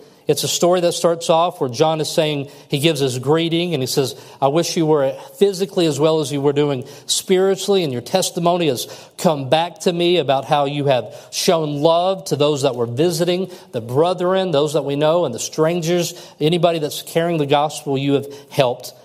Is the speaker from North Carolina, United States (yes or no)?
no; Kentucky, United States; I'm from Kentucky